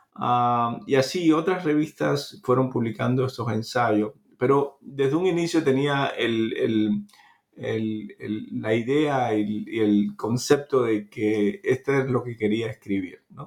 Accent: Cuba; nací en Cuba

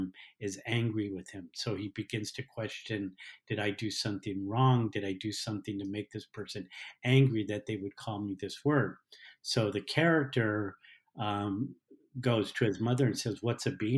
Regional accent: Los Angeles, California, United States; I grew up in Los Angeles, in the Los Angeles area, during the 60s and 70s

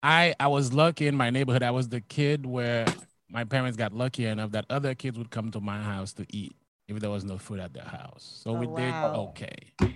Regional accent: Haiti; moved away as an adult; also born or lived in Long Island, United States; now in New York City, United States; I was born and raised in Haiti. Yeah, I came over here in 2008.

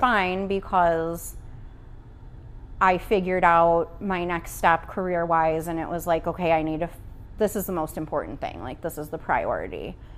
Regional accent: Oswego, United States; moved away as an adult; also born or lived in Chicago / Iowa; I was born and raised in Oswego, uh, back here after a couple years in Chicago and then a couple years in Iowa

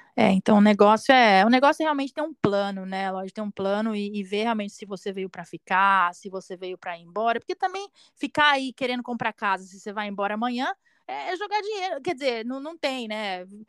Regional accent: Brazil; moved away; a gente é brasileiro

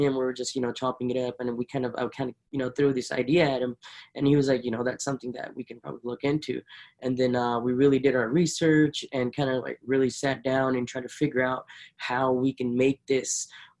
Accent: Punjab, India; It is based in India and it's based in my hometown in Punjab.

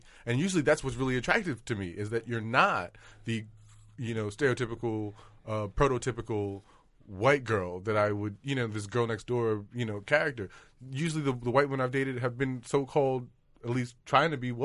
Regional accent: New York City, New York, United States; I grew up in Harlem

